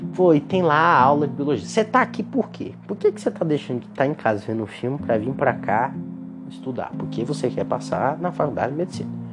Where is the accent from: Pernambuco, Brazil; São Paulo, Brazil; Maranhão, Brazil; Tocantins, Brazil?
Tocantins, Brazil; Gurupi; Eu sou de Gurupi, no Tocantins, e é a faculdade daqui